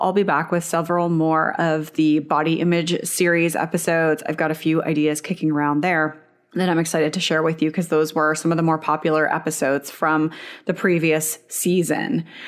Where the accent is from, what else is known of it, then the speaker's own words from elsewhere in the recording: Canada; I'm Canadian, but I'm an hour away from the border